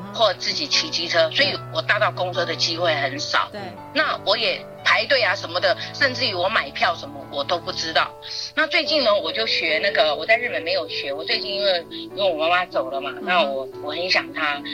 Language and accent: Chinese; Taiwan; moved away as an adult; also born or lived in Japan; 我就是台湾人